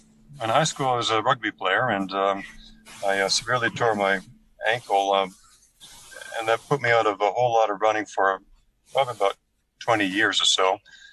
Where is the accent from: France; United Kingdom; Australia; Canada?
Canada; also born or lived in Middle East / Russia; now in Kuwait; I'm a Canadian originally. I've lived in the Middle East for 13 years, Russia for a year.